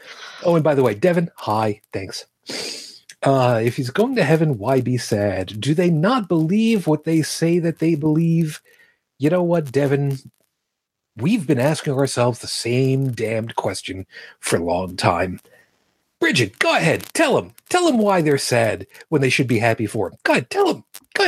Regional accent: Brooklyn, New York, United States; It's my birthplace.

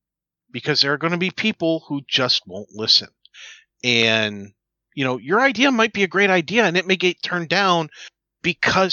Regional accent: United States; as an American

